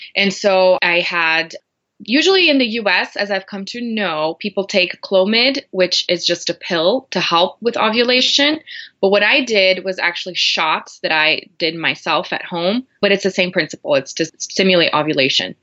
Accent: Brazil; English is a second language; moved away as an adult; now in Denver, United States; I'm originally from Brazil. I was born there and raised there

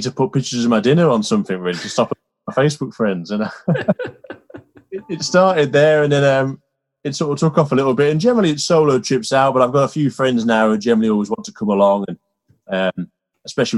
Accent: Carlisle, North West England, United Kingdom; also born or lived in York; now in Ambleside, United Kingdom; I'm from Carlisle originally, so on the border of Scotland.

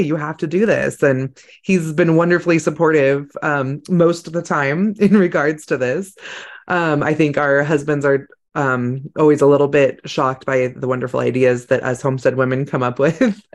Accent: California, United States; I grew up in California

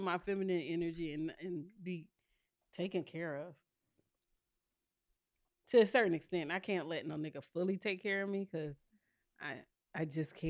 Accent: South Carolina, United States; I'm from South Carolina.

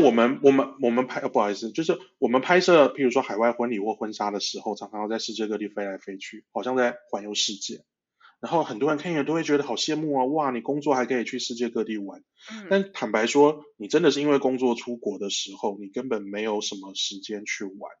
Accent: Taiwan; also born or lived in Malaysia / Saudi Arabia; 所以我在马来西亚出生，那在台湾长大

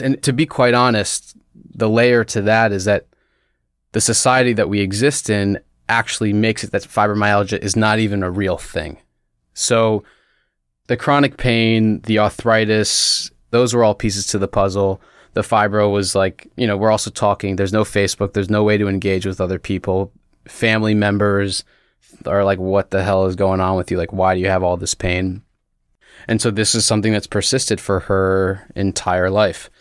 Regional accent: United States; moved away as an adult; also born or lived in Bethesda, Maryland; I was born and raised outside D C in the suburbs

